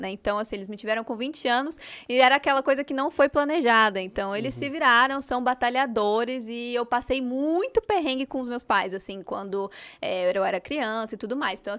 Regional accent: Mogi das Cruzes, São Paulo, Brazil; Então, eu nasci em Mogi das Cruzes, mas tem essa questão aí, Mogi é do ladinho de São Paulo, então eu tava o tempo inteiro em São Paulo, mas fui criada, cresci em Mogi

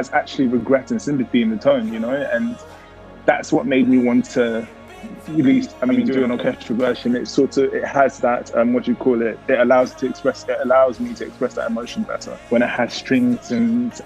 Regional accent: London, United Kingdom; I grew up in London

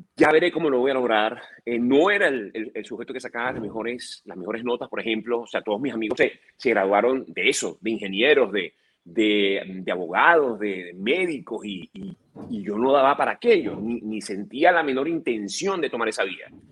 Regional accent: Venezuela; moved away as an adult; now in United States

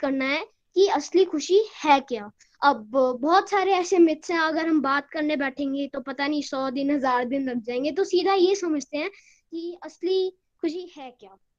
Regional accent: Shimla, Himachal Pradesh, India; मैं शिमला से हूँ

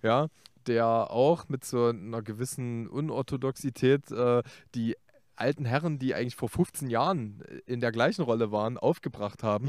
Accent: Leipzig, Saxony, Germany; als Leipziger mit Lokalpassion

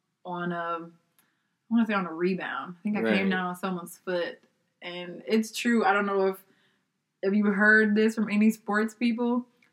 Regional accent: Texas, United States; I'm from Texas

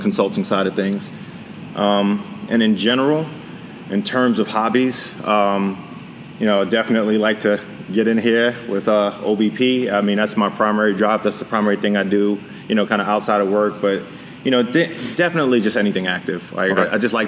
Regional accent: New York City, New York, United States; Born and raised in the Bronx

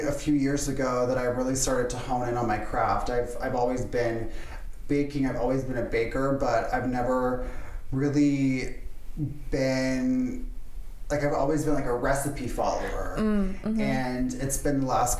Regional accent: just outside of Orlando, Florida, United States; I was born and raised in Florida, just outside of Orlando.

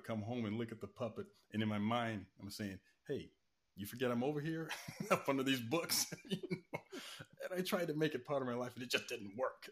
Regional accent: Tennessee, United States; I'm from the South, from Tennessee.

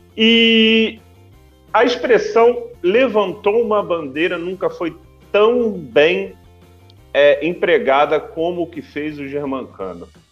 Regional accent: Rio de Janeiro, Brazil; a gente é do Rio

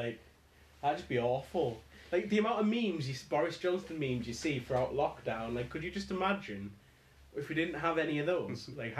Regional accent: Carlisle, North West England, United Kingdom; so where are you from? And I was like, Carlisle.

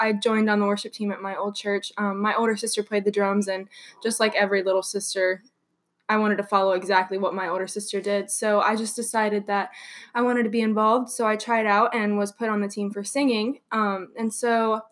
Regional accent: Cincinnati, Ohio, United States; moved away as an adult; I'm originally from Cincinnati

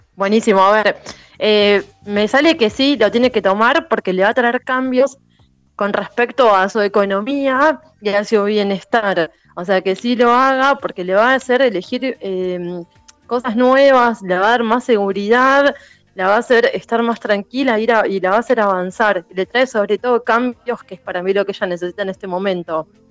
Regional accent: Buenos Aires, Argentina; soy de Buenos Aires, de Capital Federal

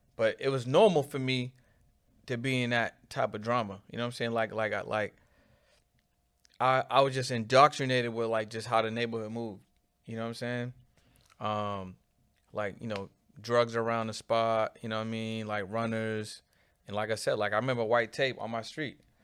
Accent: Boston, Massachusetts, United States; I'm from an area called Mattapan

